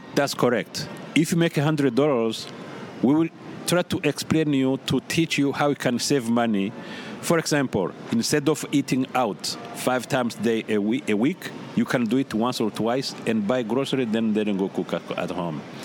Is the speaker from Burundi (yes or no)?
yes; Burundi; moved away as an adult; also born or lived in Carbondale, Illinois; now in United States; being born and raised in the Republic of Burundi